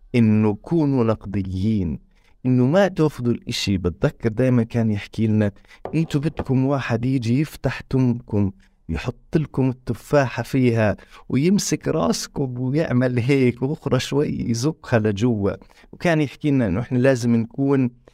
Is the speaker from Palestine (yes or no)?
yes; Tulkarm, West Bank, Palestine; احنا دارنا في طول كرم جنب المخيم